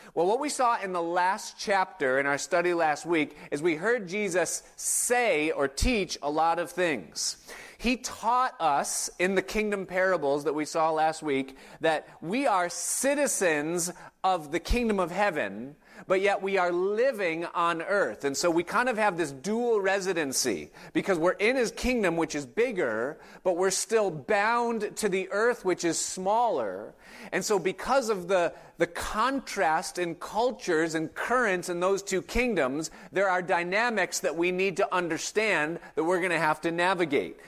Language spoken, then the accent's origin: English; Hilton, New York, United States; now in Hudson Valley, United States; I grew up in Hilton, New York, which is a suburb of Rochester